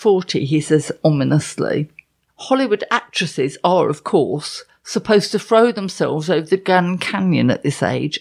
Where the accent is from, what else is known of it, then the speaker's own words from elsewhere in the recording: London, United Kingdom; I'm from London